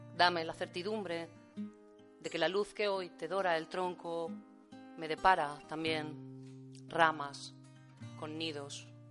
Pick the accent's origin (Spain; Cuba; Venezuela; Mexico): Spain; Valencia, Valencian Community; also born or lived in Seville; luego ya me fui a Valencia, llevo toda la vida viviendo en Valencia